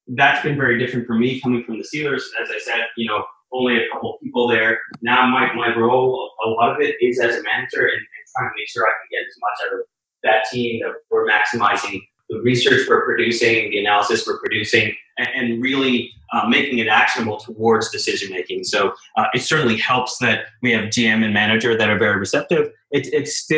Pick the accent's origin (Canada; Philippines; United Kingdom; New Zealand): Canada; moved away as an adult; also born or lived in Boston; I grew up in Canada